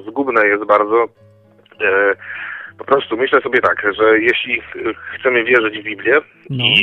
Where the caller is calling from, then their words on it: Koszalin, West Pomeranian Voivodeship, Poland; z Koszalina dzwonię.